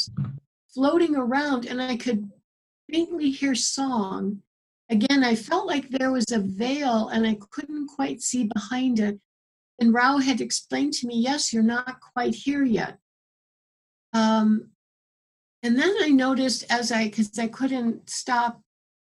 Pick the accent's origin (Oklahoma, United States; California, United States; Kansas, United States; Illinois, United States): Illinois, United States; Chicago; also born or lived in Morocco / New Mexico; now in Tucson, United States; I grew up in Chicago. I lived in Morocco for a couple of years. I lived in New Mexico. I lived in Tucson now here